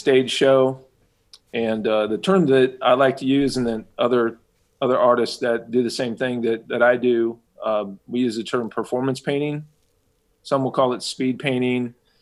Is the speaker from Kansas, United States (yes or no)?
yes; Kansas City, Kansas, United States; I was born and raised in Kansas City, Kansas, and I've been here all my life.